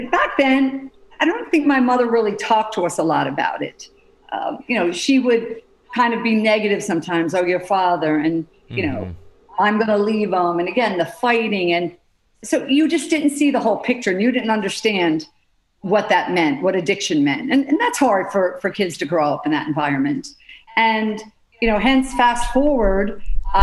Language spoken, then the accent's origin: English; Pennsylvania, United States; I grew up in Pennsylvania, six children.